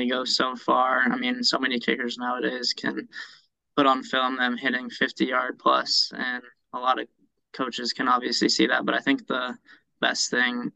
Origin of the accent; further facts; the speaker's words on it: Charlotte, North Carolina, United States; I grew up in Charlotte, playing Pop Warner